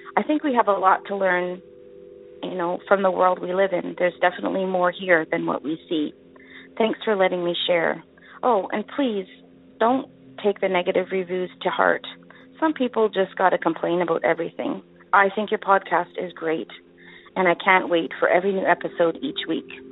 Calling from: Winnipeg, Manitoba, Canada; I'm calling from Winnipeg, Manitoba, Canada

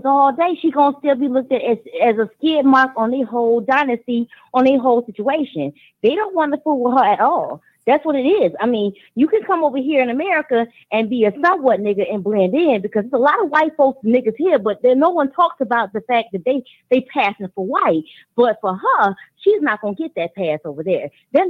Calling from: Georgia, United States; I'm calling from Georgia.

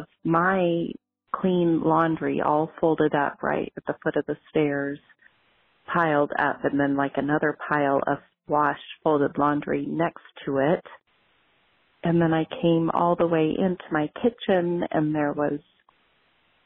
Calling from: Wenatchee, Washington, United States; I'm calling from Wenatchee, Washington

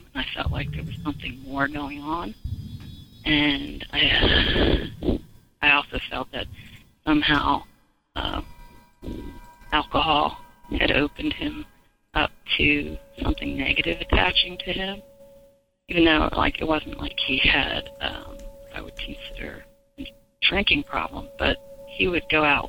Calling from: South Carolina, United States; I'm calling from South Carolina

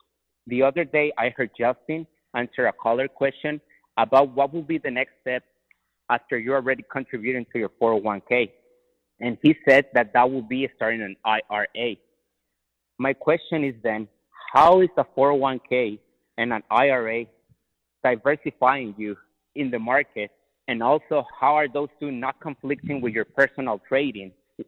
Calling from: Tijuana, Baja California, Mexico; I'm calling from Tijuana.

